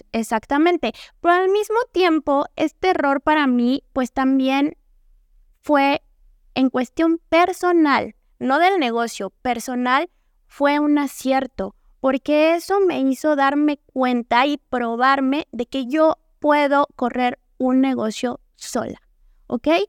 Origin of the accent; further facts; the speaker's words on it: Mexico; como mexicanos, latinoamericanos